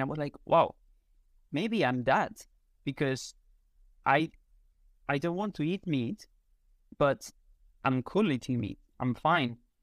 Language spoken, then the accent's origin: English; Spain; first language Spanish; English is a second language; also born or lived in United Kingdom; in Spain, we go out at night, like, very late